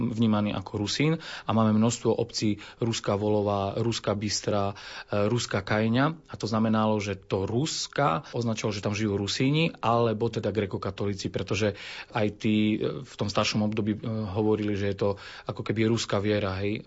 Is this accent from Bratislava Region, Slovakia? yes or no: no; Košice, Košice Region, Slovakia; ja som sa narodil už v Košiciach